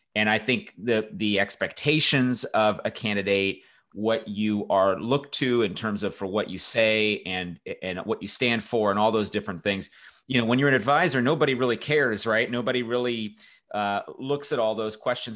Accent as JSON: {"language": "English", "town": "Los Angeles", "region": "California", "country": "United States", "tie": "born or raised there", "said": "I grew up in, in Southern California. I grew up near Los Angeles"}